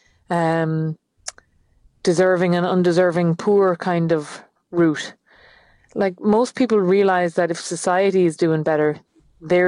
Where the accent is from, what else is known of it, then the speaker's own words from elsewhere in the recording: Achill, Connacht, Ireland; I'm from Achill. It is the most windswept, barren, devoid of any leaves place in Ireland.